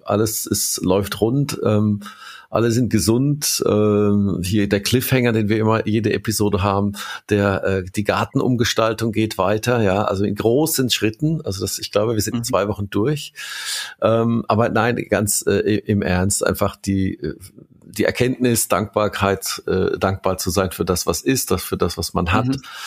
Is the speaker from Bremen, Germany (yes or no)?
no; Kurpfalz, Baden-Württemberg, Germany; also born or lived in Mannheim; ich bin aus der Kurpfalz, also ich bin aus der, in der Region geboren, habe selbst mehr als 20 Jahre in Mannheim gewohnt